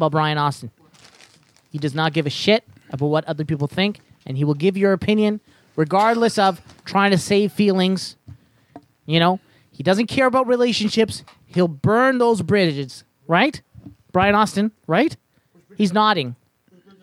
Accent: Canada; me growing up in Canada

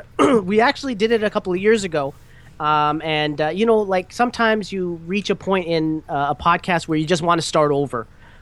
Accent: Canada; also born or lived in Toronto; I'm also Canadian. I'm in Toronto.

